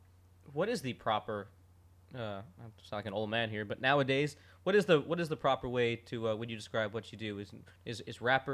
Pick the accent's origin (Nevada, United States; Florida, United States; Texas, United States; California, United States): Florida, United States; also born or lived in New York; I grew up in Florida, but I was born in New York.